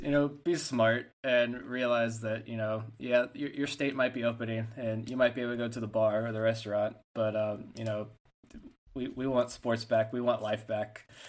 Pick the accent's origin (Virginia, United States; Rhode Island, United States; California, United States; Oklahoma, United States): Virginia, United States; Norfolk; And I grew up in right outside of Norfolk.